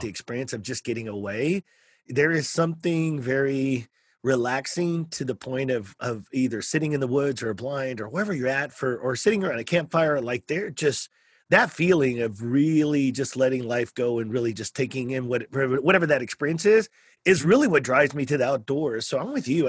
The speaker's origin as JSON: {"language": "English", "region": "South Texas", "country": "United States", "said": "I'm from South Texas"}